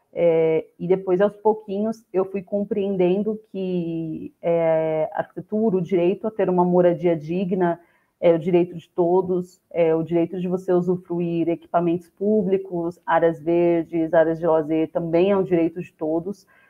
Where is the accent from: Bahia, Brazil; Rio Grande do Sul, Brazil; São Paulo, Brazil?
São Paulo, Brazil; Eu nasci e cresci no, no, Jardim Colombo. É uma das comunidades que faz parte do complexo de Paraisópolis, situada na região do Morumbi é, na zona oeste de São Paulo